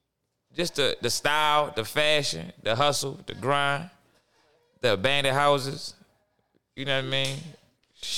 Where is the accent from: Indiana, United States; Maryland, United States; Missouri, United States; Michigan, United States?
Maryland, United States; Baltimore; growing up, West Baltimore was stealing bikes, stealing cars, getting put out of school